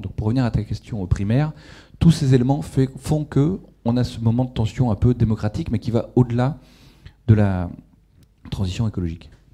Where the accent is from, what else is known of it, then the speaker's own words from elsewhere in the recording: Ch'ti, Hauts-de-France, France; moved away; moi je suis ch'ti à l'origine